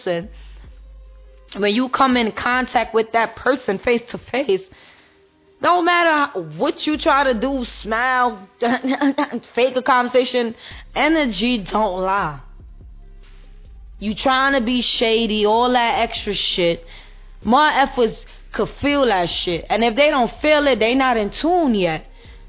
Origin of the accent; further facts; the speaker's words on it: New York City, New York, United States; I'm from Brooklyn